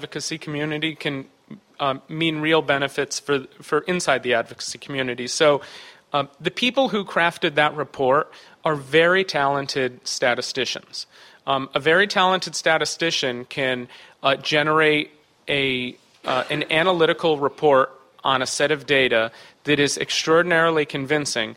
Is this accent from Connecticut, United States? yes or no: yes; Connecticut, United States; my home state of Connecticut